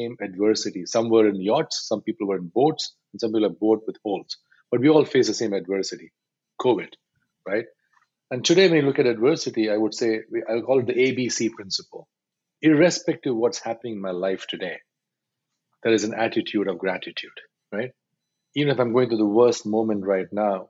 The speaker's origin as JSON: {"language": "English", "country": "India", "said": "I'm Indian male, 53 years old."}